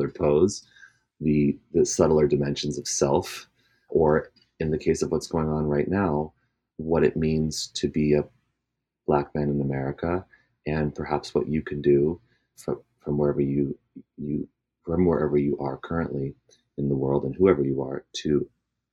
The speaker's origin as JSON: {"language": "English", "area": "Alameda, Bay Area / Sierra Nevada foothills", "region": "California", "country": "United States", "tie": "born or raised there", "said": "I was born in the Bay Area and grew up in a pretty mixed culturally mixed neighborhood in the Bay Area, Alameda"}